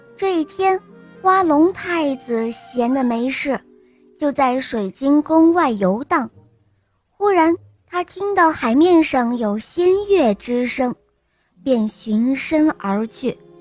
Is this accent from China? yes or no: yes; Wuhu, Anhui, China; ，今年我五岁了，我来自安徽省芜湖市。